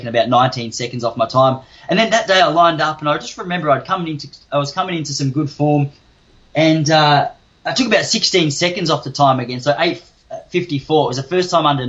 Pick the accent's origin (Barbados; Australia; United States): Australia; Traralgon, Victoria; also born or lived in Western Australia; I was born in Traralgon, down in Gippsland. Then when I was about 8, Mum and I moved over to WA, which is where that running career started. Then I moved back to Traralgon in Victoria when I was about 13 or 14